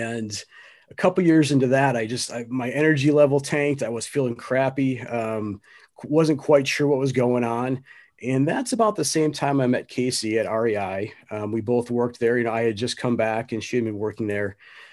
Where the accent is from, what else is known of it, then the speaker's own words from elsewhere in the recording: Wisconsin, United States; You know, I grew up in Wisconsin, just south of Milwaukee.